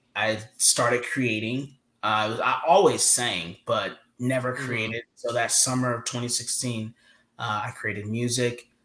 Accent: Georgia, United States; moved away as an adult; I'm from the South.

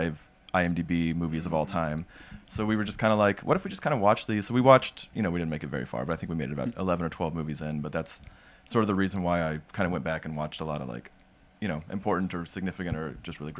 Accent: Indiana, United States; the college in my hometown. The most haunted college in Indiana.

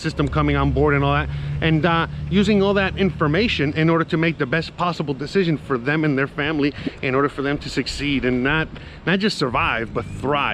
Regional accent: United States; I'm American

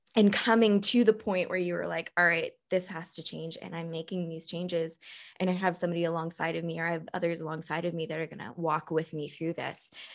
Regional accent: Texas, United States; now in Spain; I've never lived in Arizona, but I grew up in Texas

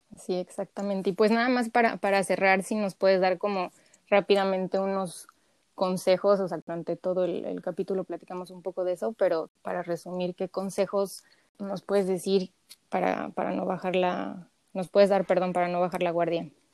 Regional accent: Mexico; como mexicanos somos muy apapachadores

